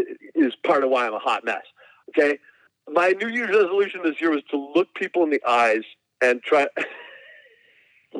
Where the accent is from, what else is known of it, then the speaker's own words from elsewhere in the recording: Burbank, California, United States; also born or lived in Hong Kong; eventually he settled down in Burbank out in Los Angeles, which is where, we spent our entire lives